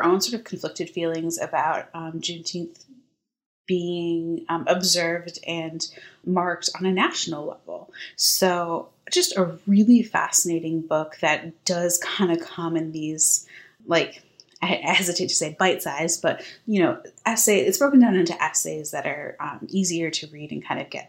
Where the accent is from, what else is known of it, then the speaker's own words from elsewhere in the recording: Midwest, United States; moved away; I grew up in the Midwest